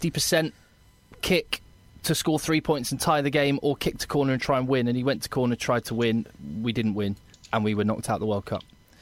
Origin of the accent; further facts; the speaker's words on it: England, United Kingdom; what's really exciting for me as an Englishman